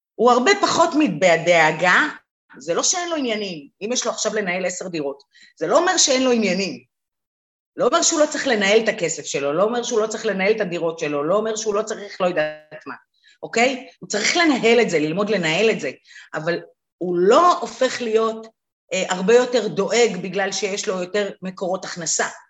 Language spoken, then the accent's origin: Hebrew; Israel; אנחנו בכלל מדינה שבאה מעולם של הישרדות. תחשבי, רוב ההורים שלנו עלו מאיפשהו